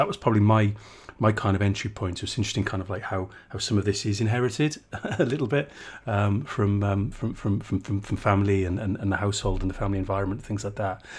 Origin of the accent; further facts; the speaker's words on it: South Wales, United Kingdom; I'm from South Wales, not from the coalfield, mind